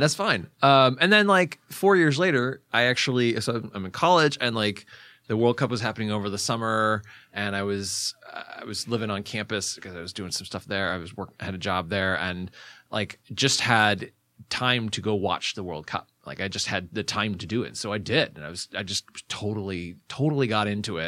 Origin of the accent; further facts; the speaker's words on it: Ferndale, Michigan, United States; moved away as an adult; also born or lived in Royal Oak, Michigan / Washington, D.C.; now in California, United States; I grew up mostly in the Detroit metropolitan area